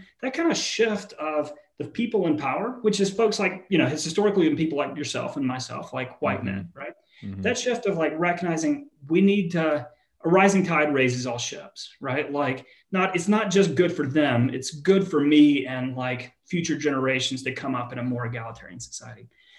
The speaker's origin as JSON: {"language": "English", "region": "the South", "country": "United States", "tie": "born or raised there", "said": "Like I grew up in the American South."}